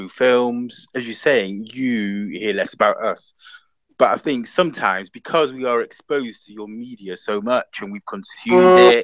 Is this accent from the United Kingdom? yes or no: yes; United Kingdom; now in London, United Kingdom; we're British and we're born here